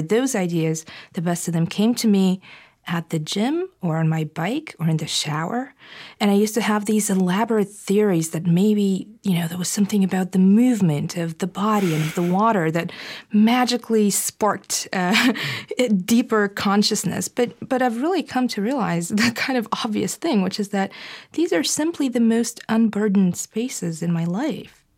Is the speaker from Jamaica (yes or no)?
no; Bulgaria; moved away; growing up in Bulgaria